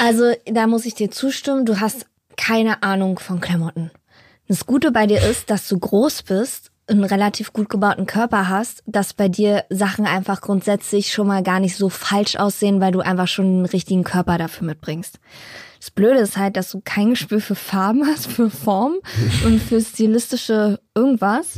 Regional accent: Berlin, Germany; ich bin ja eigentlich im Osten aufgewachsen, in Hellersdorf, in der Platte, so Randbezirk.

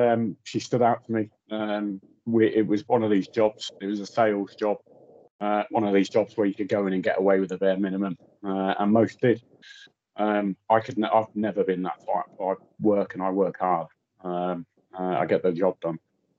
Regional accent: Germany; moved away; also born or lived in Anglesey, Wales; Okay, well, I was born on Anglesey, or Inishmon, as it's known locally. My father was in the RAF, and not long after I was born there with one of my other brothers, we moved out to Germany, spent the next sort of 12 to 13 years on and off in Germany.

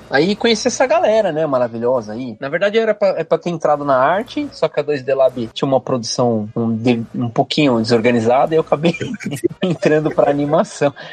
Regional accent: ABC Paulista, São Paulo, Brazil; moved away as an adult; now in Rio de Janeiro, Brazil; sou de São Paulo sou do ABC Paulista.

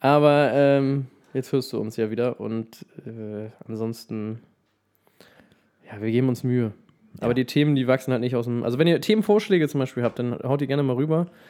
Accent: Melbeck, Lower Saxony, Germany; moved away; Es gibt ein Dorf in der Nähe von Lüneburg, das heißt Melbeck, da bin ich aufgewachsen

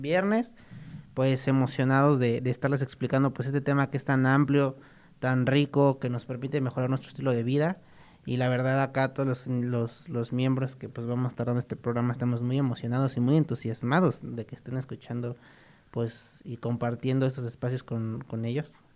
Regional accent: Mexico; nuestro bonito México

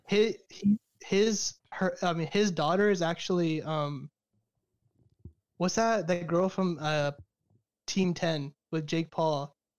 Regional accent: Fresno, California, United States; also born or lived in Caruthers, California; I'm from California, originally from Fresno, California, which is like the direct middle of California, so it's like in between LA and San Francisco. Um, I grew up there most of my life

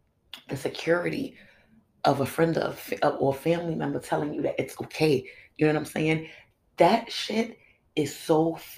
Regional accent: United States; my pride in being an American

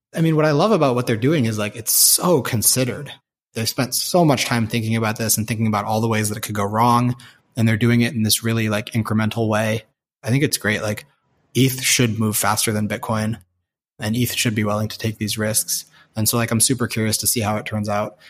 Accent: San Francisco, California, United States; moved away as an adult; also born or lived in China; now in Boston, United States; growing up in San Francisco

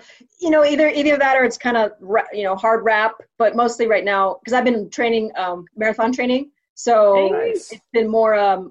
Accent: Bay Area, California, United States; Born in Southern California, raised in the Bay Area.

